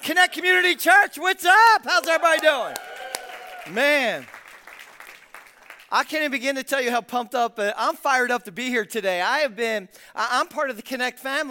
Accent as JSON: {"language": "English", "town": "Philadelphia", "region": "Pennsylvania", "country": "United States", "said": "I'm from South Philadelphia. I mean, not West Philadelphia, where I was born and raised, but I'm from South Philadelphia."}